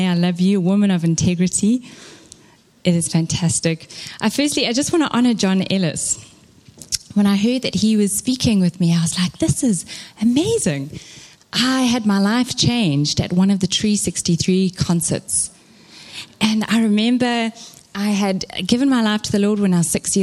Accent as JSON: {"language": "English", "town": "Durban", "region": "KwaZulu-Natal", "country": "South Africa", "tie": "born or raised there", "moved": "yes", "said": "I am Durban born and bred"}